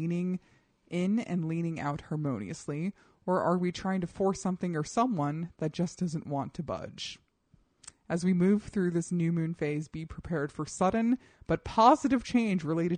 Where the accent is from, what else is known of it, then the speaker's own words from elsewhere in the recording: Colorado, United States; I grew up in Colorado.